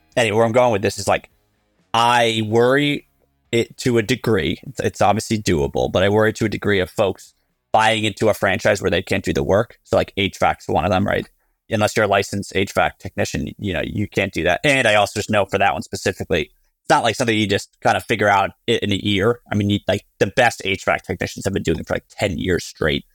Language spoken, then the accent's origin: English; New Jersey, United States; I grew up in New Jersey